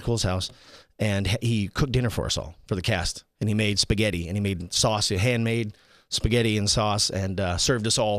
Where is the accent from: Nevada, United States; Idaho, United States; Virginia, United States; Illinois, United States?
Idaho, United States; Teton Valley; also born or lived in Boise, Idaho; now in Las Vegas, United States; I grew up in the Teton Valley, which is like at the base of the Tetons.